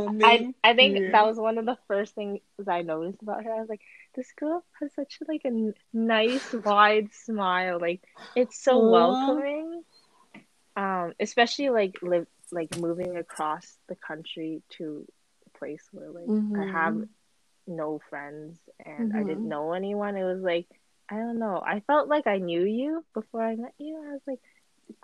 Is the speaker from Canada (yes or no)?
yes; Vancouver, British Columbia, Canada; moved away; I'm actually from Vancouver, BC, so all the way on the other side of the country